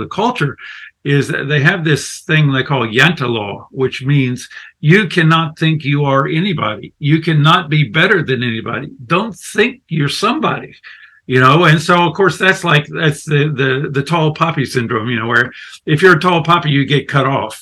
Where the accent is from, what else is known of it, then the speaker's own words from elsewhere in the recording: the South, United States; I'm American from the deep south or the mid-south